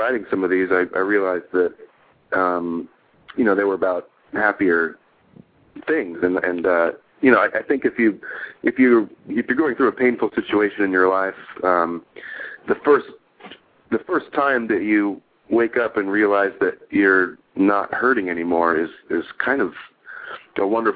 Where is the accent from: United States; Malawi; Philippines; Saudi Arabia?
United States; San Diego, California; moved away as an adult; now in Los Angeles, United States; claiming San Diego as my hometown